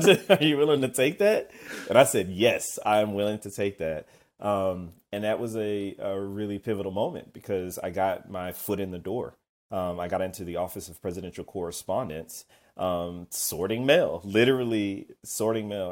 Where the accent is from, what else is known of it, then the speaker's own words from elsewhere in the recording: Kennesaw, Georgia, United States; I'm from Kennesaw, Georgia. But that's where I grew up outside of Atlanta.